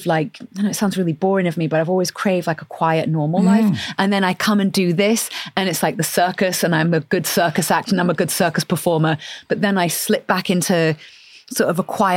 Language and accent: English; Oldham, North West England, United Kingdom; moved away; also born or lived in Manchester; I grew up in Northern England, I grew up in a very sort of, you know, working class, tough Northern family.